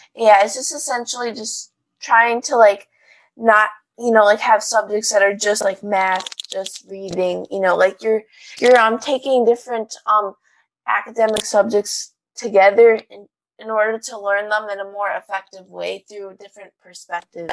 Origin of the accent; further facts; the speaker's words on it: Chicago, Illinois, United States; I'm from Chicago